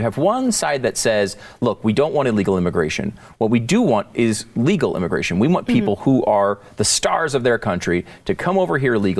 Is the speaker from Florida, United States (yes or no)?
no; New York, United States; born there; I was born in New York.